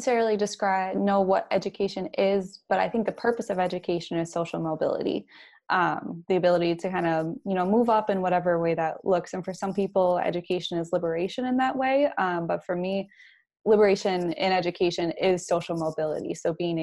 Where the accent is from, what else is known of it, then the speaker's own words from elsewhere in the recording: rural Illinois, United States; moved away as an adult; also born or lived in Chicago, Illinois; now in Indiana, United States; Went through elementary and high school in a rural community in Illinois